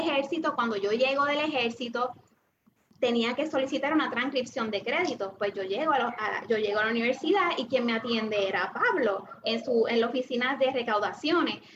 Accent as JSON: {"language": "Spanish", "town": "Trujillo Alto", "country": "Puerto Rico", "tie": "born or raised there", "also_born_or_lived": "Santurce, Puerto Rico", "said": "yo nací en Santurce, ¿verdad? Pero me eh, crecí y me, y, me crié en el barrio La Gloria de Trujillo Alto"}